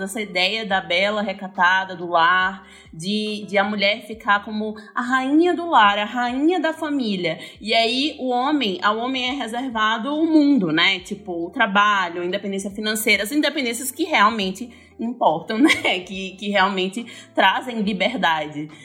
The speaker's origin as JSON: {"language": "Portuguese", "region": "Northeast Region", "country": "Brazil", "moved": "yes", "said": "eu sou nordestina"}